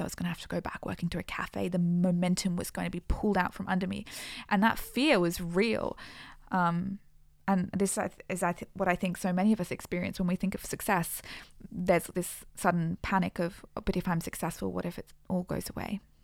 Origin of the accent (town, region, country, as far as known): Australia